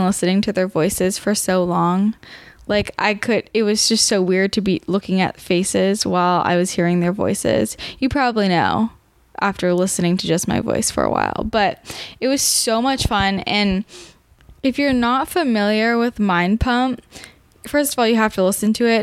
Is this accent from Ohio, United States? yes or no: no; Bay Area, California, United States; I'm from the Bay Area too